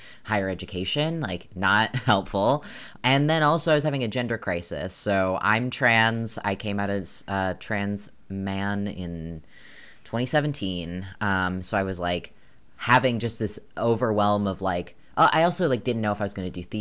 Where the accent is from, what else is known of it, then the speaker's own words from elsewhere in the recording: New York, United States; now in Maine, United States; I grew up in New York